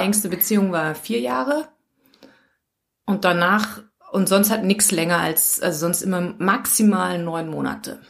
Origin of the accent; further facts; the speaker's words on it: Germany; moved away as an adult; now in Linz area, Austria; bin aus Deutschland. Man hört es vielleicht.